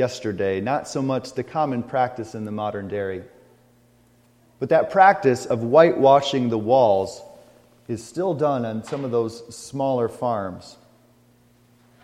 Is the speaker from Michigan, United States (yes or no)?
yes; McBain, Michigan, United States; also born or lived in Bad Axe, Michigan; Growing up in McBain, I never saw that.